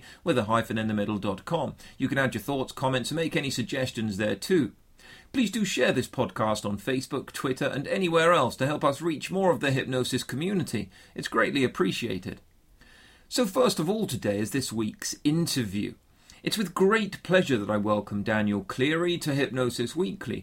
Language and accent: English; Bournemouth, South West England, United Kingdom; my hometown here on the south coast of England, which is typically a lot warmer than the rest of the UK